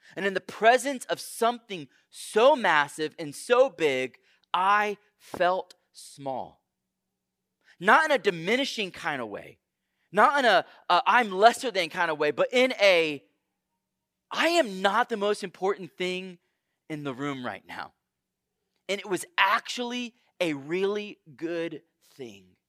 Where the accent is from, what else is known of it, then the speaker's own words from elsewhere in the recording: Houston, Texas, United States; moved away; I grew up in Houston, Texas